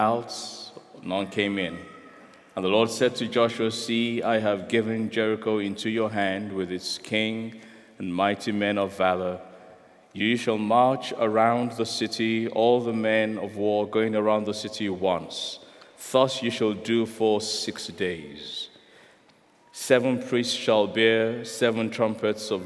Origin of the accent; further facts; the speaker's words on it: Nigeria; I'm a Nigerian